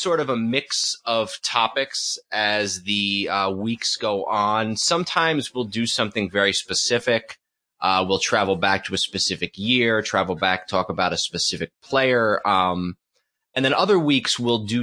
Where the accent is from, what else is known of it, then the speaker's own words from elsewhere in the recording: New York area, United States; moved away as an adult; also born or lived in Boston / Washington, D.C.; We grew up in New York, but, I went to school in Boston and spent some time living there as an adult